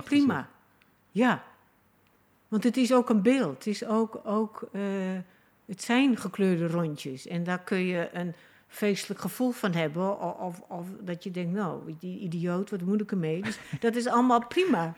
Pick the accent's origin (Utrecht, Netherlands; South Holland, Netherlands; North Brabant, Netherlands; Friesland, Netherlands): Friesland, Netherlands; moved away; ik heb mezelf geplaatst in die familie en in Friesland. Dus dat mijn geboortedorp